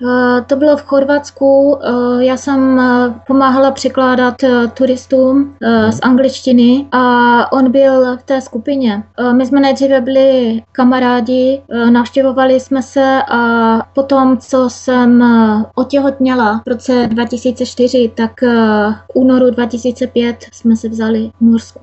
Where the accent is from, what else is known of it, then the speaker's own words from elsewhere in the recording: Czechia; moved away as an adult; also born or lived in Hodonín; now in Norway; na Moravě, odkud já pocházím